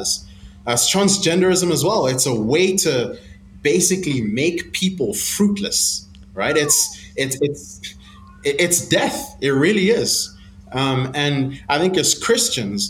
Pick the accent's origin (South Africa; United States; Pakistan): South Africa; moved away as an adult; now in Zambia; I live in Zambia, but I grew up in South Africa. And my family and I moved to South Africa just a few years after the apartheid government